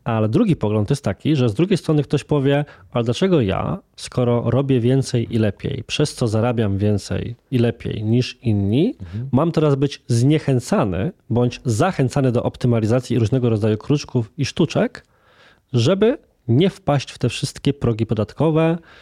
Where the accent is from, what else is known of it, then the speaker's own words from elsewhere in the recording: Włocławek, Kuyavian-Pomeranian Voivodeship, Poland; Ja sam jestem osobą z Włocławka, więc z mniejszej miejscowości